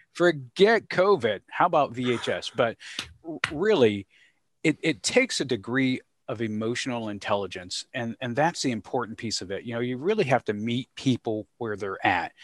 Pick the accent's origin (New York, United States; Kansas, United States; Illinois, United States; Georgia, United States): Georgia, United States; growing up in the South, thinking concretely about things that were discussed at the dinner table, interactions with mom and dad and some of the challenges. Uh, and, and by the South, I, uh, reference to the beautiful state of Georgia